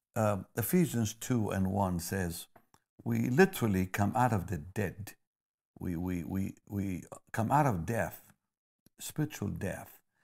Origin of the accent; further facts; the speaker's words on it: Israel; moved away; I grew up in Israel